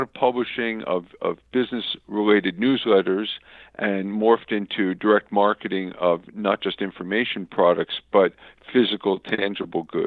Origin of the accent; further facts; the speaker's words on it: South Florida, United States; also born or lived in New York; I was born in New York, but moved to South Florida as a kid, and went to high school here, and grew up here in South Florida.